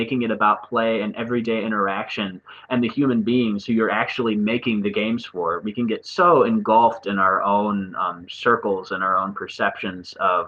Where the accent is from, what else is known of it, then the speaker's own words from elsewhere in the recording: Cleveland, Ohio, United States; also born or lived in Chicago; I was born in Cleveland, raised in Cleveland, went off to school in Chicago and came back to Cleveland, which is where I'm at right now